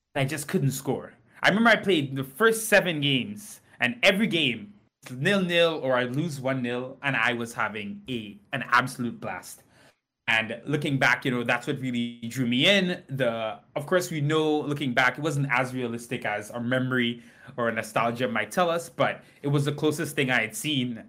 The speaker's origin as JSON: {"language": "English", "country": "Trinidad & Tobago", "tie": "born or raised there", "moved": "yes", "lives_now": "United States", "said": "I grew up in Trinidad and Tobago"}